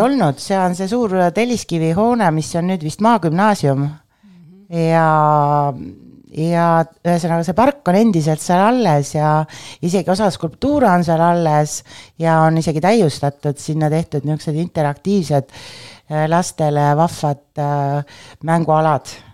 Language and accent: Estonian; Viljandi, Viljandi County, Estonia; also born or lived in Tallinn; kuigi ma olen sündinud Tallinnas, on minu esimesed mälestused skulptuurist seotud Viljandiga, äh, kus ma läksin äh, kuueaastaselt esimesse klassi